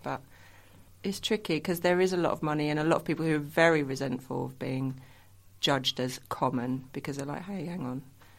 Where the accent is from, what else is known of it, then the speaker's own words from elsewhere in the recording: London, United Kingdom; born there; accent: Essex; also born or lived in Leicester; because I'm not actually from Essex. I've kind of was born in London and lived in Leicester.